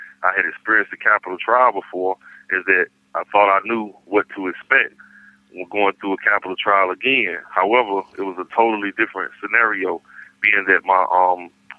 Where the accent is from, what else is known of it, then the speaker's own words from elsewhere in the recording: Raleigh, North Carolina, United States; being that I'm from Raleigh